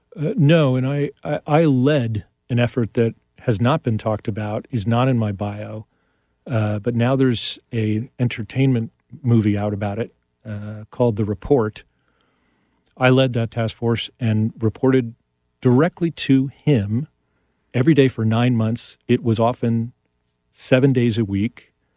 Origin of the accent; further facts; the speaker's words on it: New York, United States; I grew up in New York